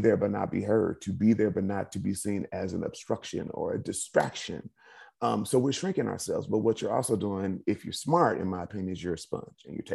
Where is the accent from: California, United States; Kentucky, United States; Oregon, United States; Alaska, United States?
California, United States; Inglewood; my dad's in the entertainment industry, you know, two hardworking parents, Inglewood, California